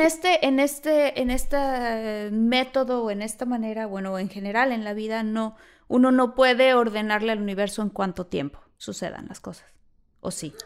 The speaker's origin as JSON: {"language": "Spanish", "country": "Mexico", "moved": "as an adult", "lives_now": "United States"}